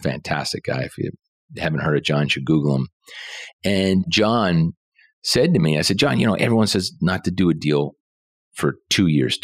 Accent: Halifax, Nova Scotia, Canada; born and raised in Halifax, Nova Scotia.

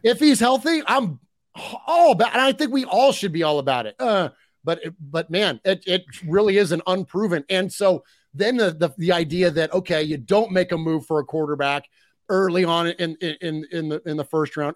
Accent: United States; I'm an American

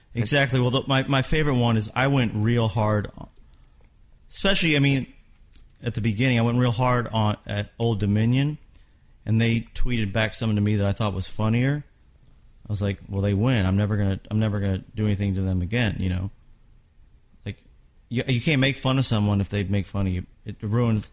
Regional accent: Kentucky, United States; I'm from Kentucky

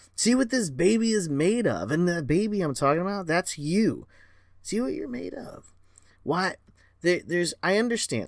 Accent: Florida, United States; I was born and raised in Florida

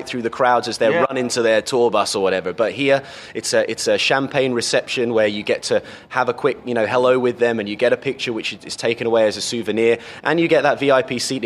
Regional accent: Cambridge, East of England, United Kingdom; I come from England. I come from a city called Cambridge

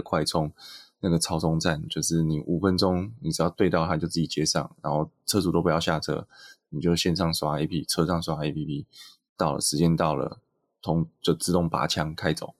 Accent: Taiwan; 台湾大部分的状况是在我们的教育中

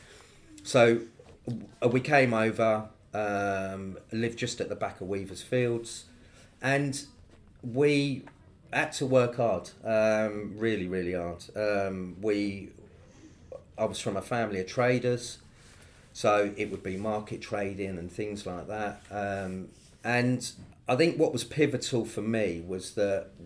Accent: London, United Kingdom; we grew up in the East End.

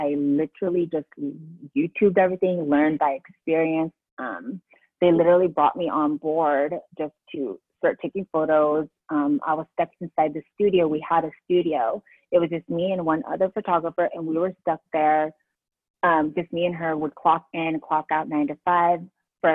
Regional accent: San Diego, California, United States; moved away as an adult; also born or lived in Philippines; now in New Jersey, United States; I'm from California, born in the Philippines, came to California when I was like about 5

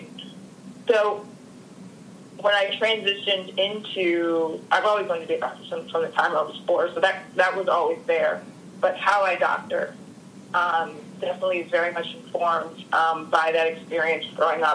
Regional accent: Harrisburg, Pennsylvania, United States; where I grew up in Pennsylvania and Harrisburg. And in the suburbs

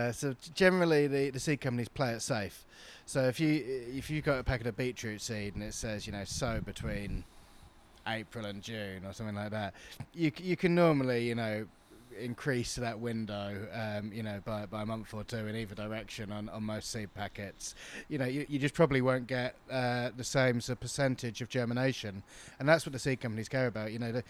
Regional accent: New Forest, South East England, United Kingdom; I grew up in the New Forest.

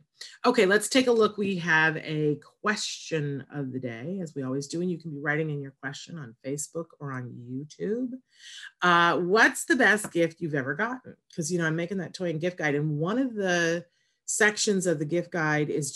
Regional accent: Saratoga Springs, New York, United States; moved away; I'm originally from Saratoga, New York

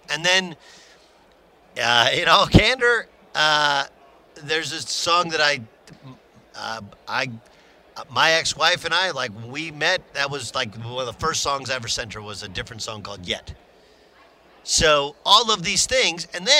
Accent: California, United States; when I was a kid, I was an Oklahoma football fan growing up in Southern California.

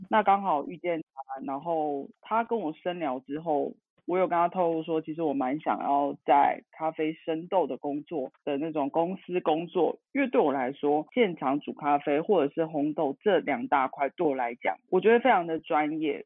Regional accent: Tainan, Taiwan; now in Taichung, Taiwan; 我来自台湾，家里住台南

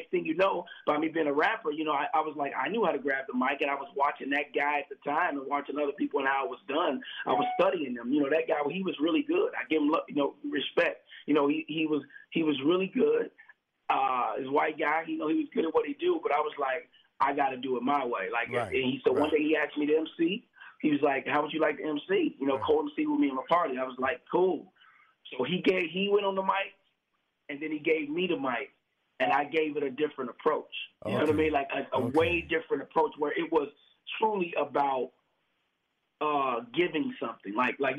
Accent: Chicago, Illinois, United States; you know Chicago, so you know what Inglewood is like. You know, I'm originally from the West Side, you know, from the projects, you know.

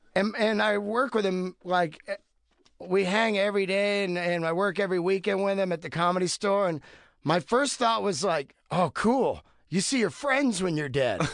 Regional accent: Bay Area, California, United States; I grew up in the Bay Area

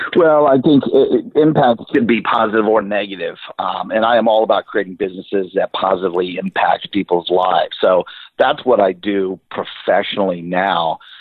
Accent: Central Florida, United States; I'm from Central Florida

